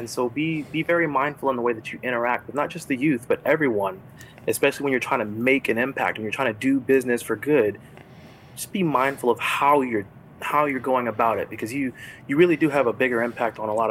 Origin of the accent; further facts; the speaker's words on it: Los Angeles, California, United States; now in Florida, United States; I'm from Los Angeles, but right now I'm in Florida